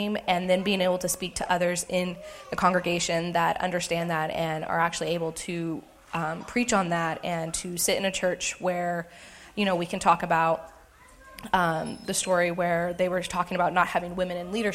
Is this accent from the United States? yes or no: yes; United States; moved away as an adult; also born or lived in Hays, Kansas; I'm from this area, but to move back 3 years ago